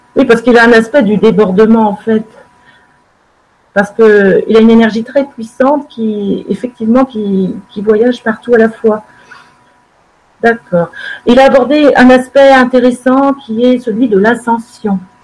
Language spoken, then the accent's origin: French; France; chez nous en France